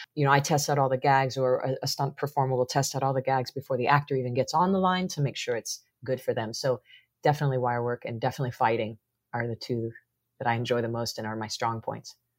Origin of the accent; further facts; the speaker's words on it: Missouri, United States; growing up in the Midwest in Missouri